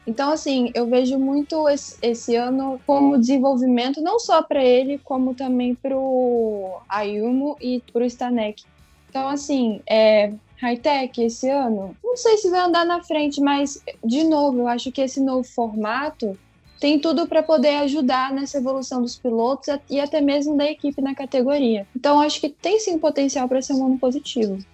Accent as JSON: {"language": "Portuguese", "country": "Brazil", "said": "eu sou brasileira"}